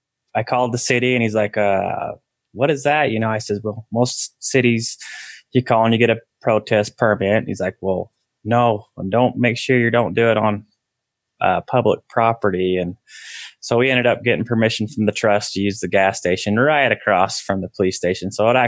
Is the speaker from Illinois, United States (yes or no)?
no; Hildale, Utah, United States; also born or lived in Sandy, Utah; my dad moved his family from Salt Lake to Hilldale, Utah. And I grew up in Hilldale, Utah, my whole young adult and growing up life. And when I was 18, I ended up leaving that religion and striking out on my own.